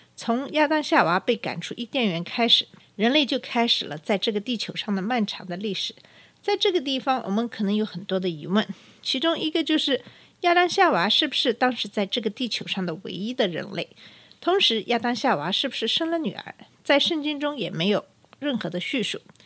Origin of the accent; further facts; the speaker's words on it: China; 我这个在中国长大，接受的是无神论教育的中国人